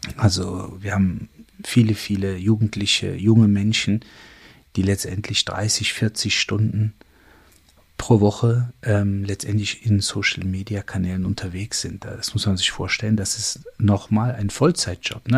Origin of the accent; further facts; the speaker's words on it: Germany; ich bin in Deutschland geboren, Deutschland aufgewachsen, ähm, meine gesamte Ausbildung hier gemacht